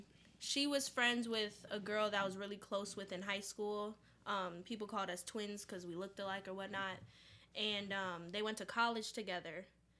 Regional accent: Chicago, Illinois, United States; also born or lived in Washington, D.C.; I'm from the north side of Chicago, specifically Rogers Park area.

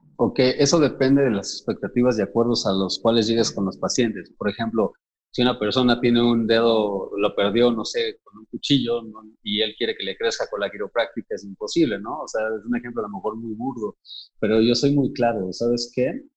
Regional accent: Mexico; nosotros como mexicanos

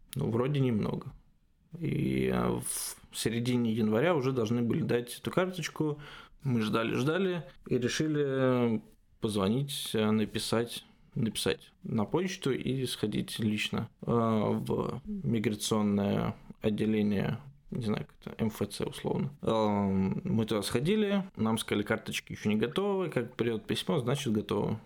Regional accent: Russia; moved away as an adult; now in Germany; нет, из России

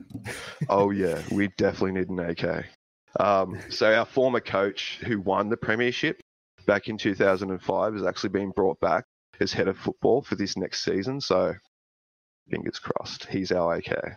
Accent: Australia; being an Australian

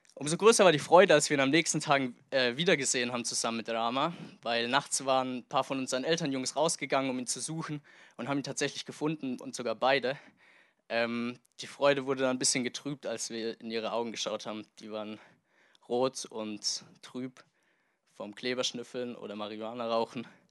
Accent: Germany; also born or lived in Tanzania; hier in meine alte Heimat Deutschland zurückgekommen bin

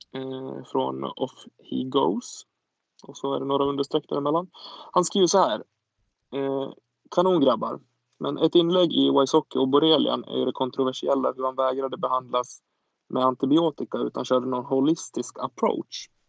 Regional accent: Sweden; vi som åtminstone svenskar

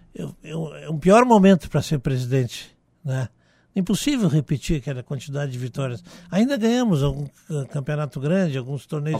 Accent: Porto Alegre, Rio Grande do Sul, Brazil; eu fui desde criança criado dentro do Estádio Olímpico

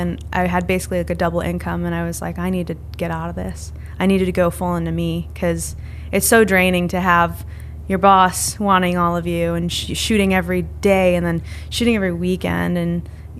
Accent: East Coast, United States; And I knew I wanted to work in either LA or New York, but I grew up on the East Coast. Sick of winter, man.

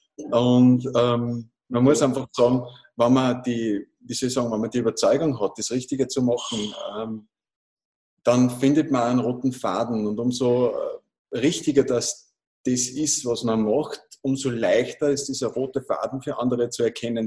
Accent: Großraming, Upper Austria, Austria; ich komme aus Großraming in Oberösterreich.

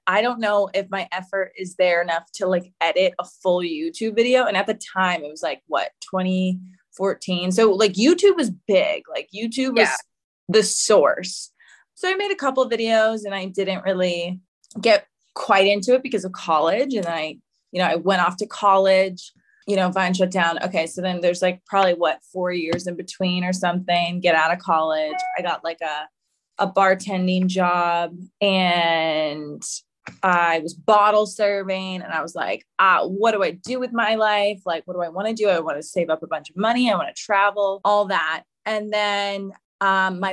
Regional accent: Boston, Massachusetts, United States; also born or lived in Providence, Rhode Island; I'm from Boston, Massachusetts

